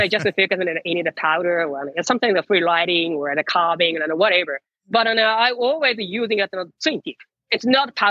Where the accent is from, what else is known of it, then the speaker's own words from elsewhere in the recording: near Narita Airport, Chiba, Japan; English is a second language; I'm originally born in the Chiba Prefecture near the Narita Airport.